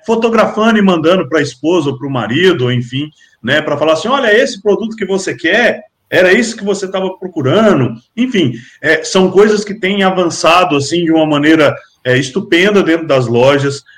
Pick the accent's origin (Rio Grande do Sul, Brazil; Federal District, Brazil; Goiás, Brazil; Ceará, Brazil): Federal District, Brazil; Brasília; now in Minas Gerais, Brazil; eu não sou daqui, eu sou de Brasília, mas eu, eu vivo em Minas Gerais